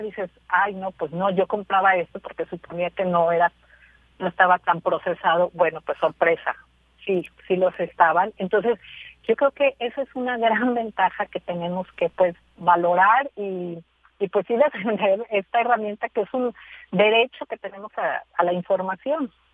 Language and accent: Spanish; Mexico